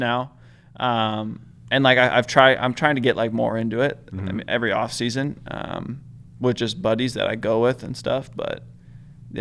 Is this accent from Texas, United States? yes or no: no; California, United States; growing up in California